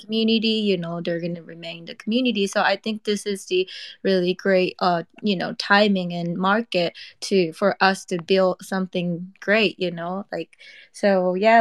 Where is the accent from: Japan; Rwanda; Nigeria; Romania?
Japan; moved away as an adult; now in Los Angeles, United States; we're based in LA, but we're Japanese. You know, I I'm from Japan when I was 18